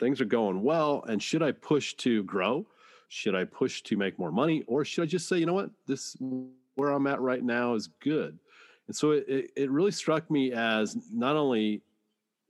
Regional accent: Dayton, Washington, United States; I'm in Washington State, and it's close by my hometown of Dayton, where I went to high school

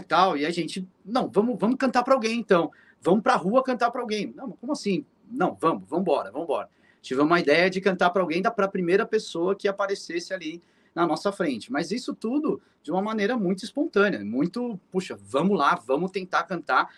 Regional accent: São Paulo, Brazil; a gente é de São Paulo

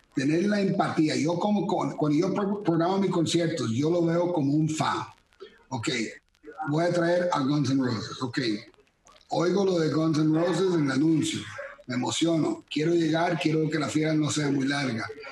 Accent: Costa Rica; moved away as an adult; also born or lived in Miami / Kyoto / Manila / Kuala Lumpur; aunque soy tico, con esta apariencia gringo

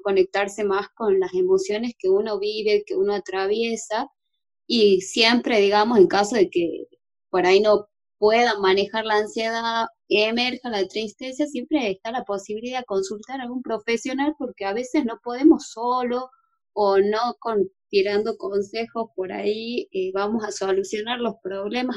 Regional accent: Jujuy, Argentina; yo soy jujeña

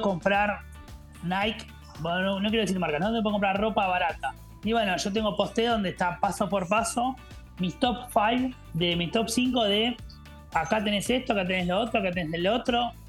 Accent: Argentina; moved away; me sentí como argentino

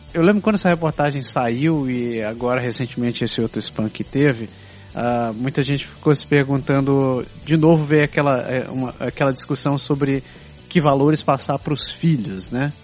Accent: Brazil; moved away as an adult; now in Canada; com colegas com quem eu cresci no Brasil

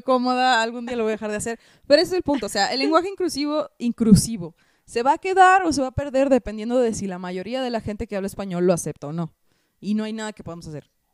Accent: Hermosillo, Sonora, Mexico; yo soy de Hermosillo, Sonora

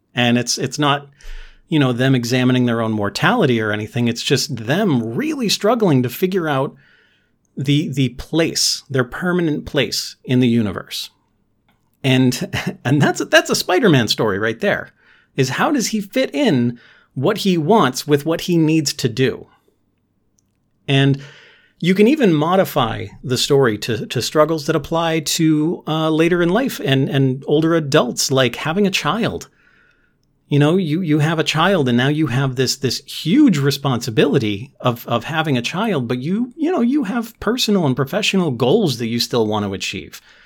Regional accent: New England, United States; I'm, I'm from New England

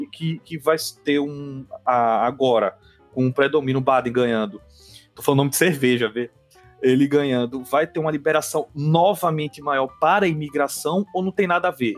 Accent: Northeast Region, Brazil; eu sou nordestino

